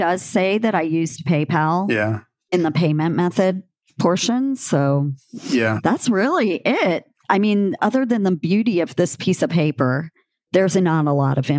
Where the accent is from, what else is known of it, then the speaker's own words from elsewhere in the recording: rural Louisiana, United States; I am from rural Louisiana. I grew up on a rice farm